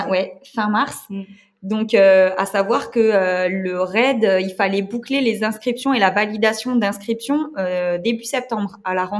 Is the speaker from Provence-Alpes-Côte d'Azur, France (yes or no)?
no; Moselle, eastern France, Grand Est, France; je viens de l'Est de la France, en Moselle.